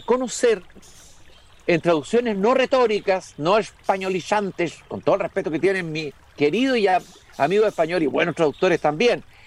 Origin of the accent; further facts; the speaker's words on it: Chile; como lectores chilenos